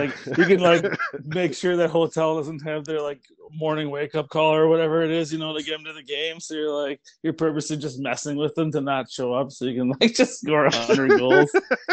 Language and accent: English; Milwaukee, Wisconsin, United States; I grew up in Milwaukee